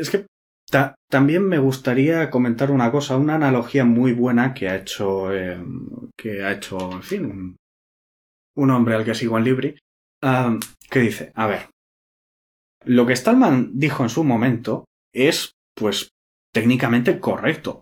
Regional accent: Spain; soy español

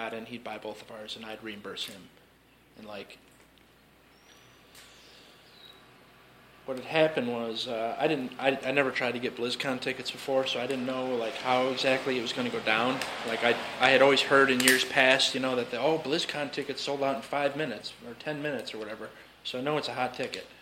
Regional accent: Chicago, Illinois, United States; We're from Chicago.

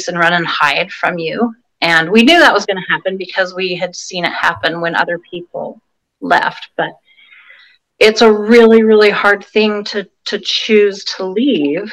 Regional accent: Salt Lake Valley, Utah, United States; also born or lived in California; now in Vancouver, Washington, United States; I grew up in the Salt Lake Valley

